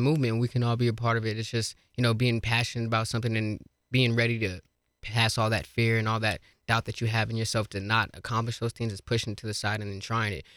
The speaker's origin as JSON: {"language": "English", "town": "Colorado Springs", "region": "Colorado", "country": "United States", "tie": "born or raised there", "lives_now": "Fort Collins, United States", "said": "Springs is, is my hometown. I love the Springs to death."}